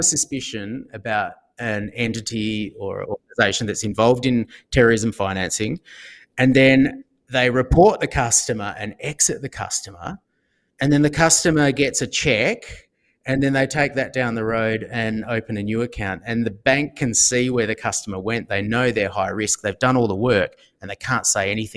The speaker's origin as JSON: {"language": "English", "country": "Australia", "said": "I'm an Australian"}